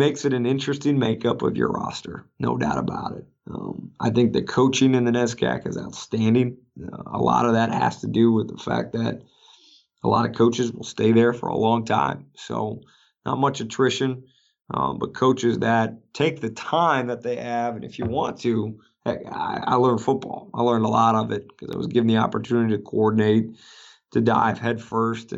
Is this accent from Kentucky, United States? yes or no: no; Green Bay, Wisconsin, United States; moved away; I grew up in Green Bay, Wisconsin